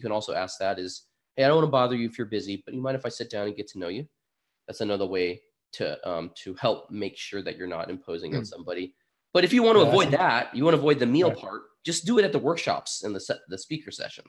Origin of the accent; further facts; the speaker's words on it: Burlington, Vermont, United States; I'm from Burlington, Vermont.